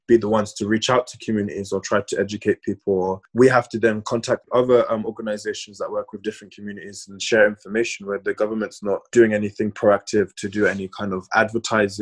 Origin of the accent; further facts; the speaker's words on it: London, United Kingdom; growing up in London as a Black queer man, I grew up with a lot of straight Black male friends